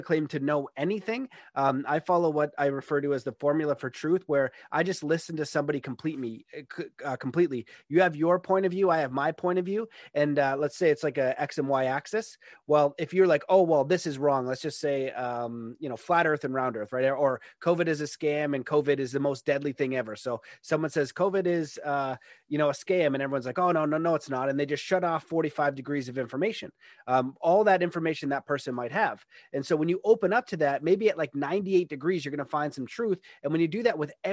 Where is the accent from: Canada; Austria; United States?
Canada; where I grew up in Canada is very nice, middle-class neighborhood